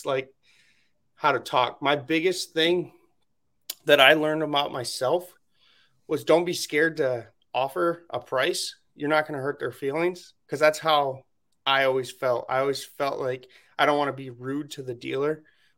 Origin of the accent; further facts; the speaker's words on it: Michigan, United States; I'm from Michigan